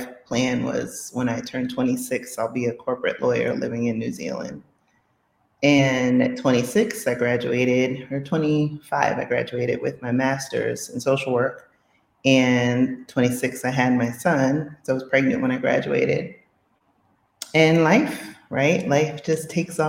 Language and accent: English; New York City, New York, United States; moved away; When I was a kid, I grew up in the Bronx in Co-op City